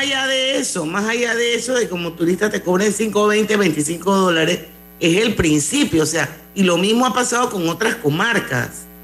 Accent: Panama; como panameña

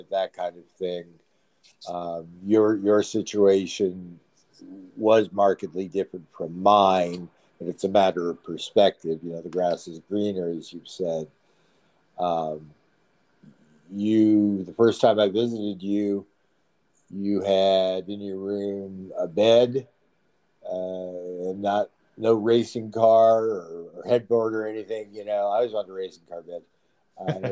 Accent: Aurora, Colorado, United States; also born or lived in Denver, Colorado; We moved a lot when I was a kid around Aurora. I was born in Denver, and we moved to Aurora when I was quite young

